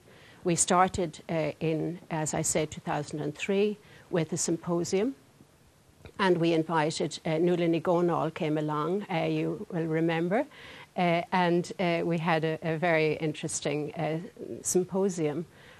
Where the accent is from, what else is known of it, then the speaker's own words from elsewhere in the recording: Kells, County Meath, Ireland; moved away as an adult; also born or lived in London / Dublin / Africa; now in Sweden; Well, I come originally from Ireland. I come from a place called County Meath. I come from the countryside, a farmer's daughter from Kells, County Meath. I went to school in the local school in Kells, and then I went to London to do teacher training.